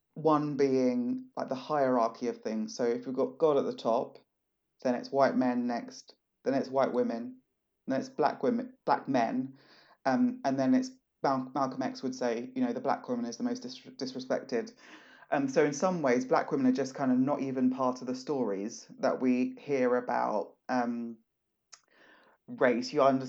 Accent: Southeast, Nigeria; So I'm not just black, I'm from Nigeria. I'm not just Nigerian, I'm Igbo.

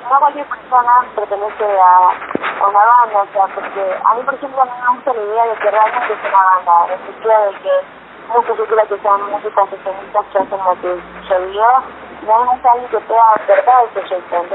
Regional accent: Colombia; now in Argentina; la verdad es que crecimos en Colombia, que eh, ahí empecé, ahí empecé a, conocer cómo era una banda, eh, y cuando volví acá

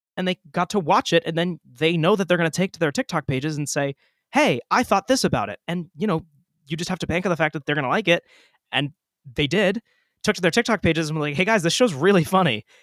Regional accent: Portsmouth, New Hampshire, United States; Liam and I grew up in Portsmouth, New Hampshire

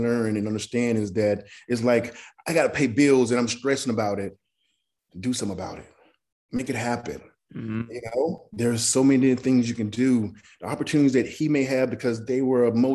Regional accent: Mississippi, United States; moved away; I came from Mississippi, a place that's this big with no future plans whatsoever, but to go on the road. Grew up very poor

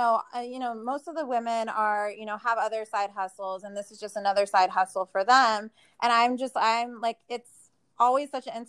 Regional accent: Arizona, United States; also born or lived in Las Vegas; And then I realized that, you know, I'm from Arizona. I've already like, you know, experienced everything that I felt Arizona had to offer me at that time.

